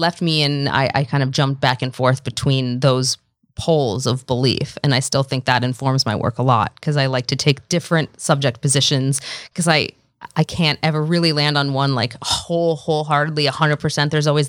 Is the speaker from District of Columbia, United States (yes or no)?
yes; Washington, District of Columbia, United States; Washington, D.C.